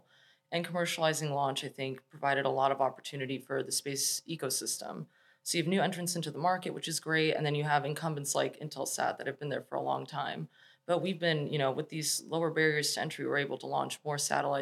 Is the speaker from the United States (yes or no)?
yes; Chicago, Illinois, United States; moved away as an adult; also born or lived in Los Angeles; I'm from Chicago originally. That's where I was born